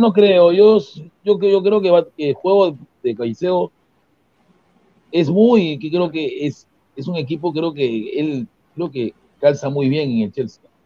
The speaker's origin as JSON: {"language": "Spanish", "country": "Peru", "said": "yo soy peruano"}